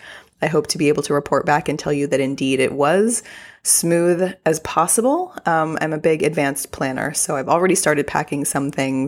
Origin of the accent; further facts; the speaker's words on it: Texas, United States; accent: Texas accent; having been born and raised in Texas, I do have a Texas accent.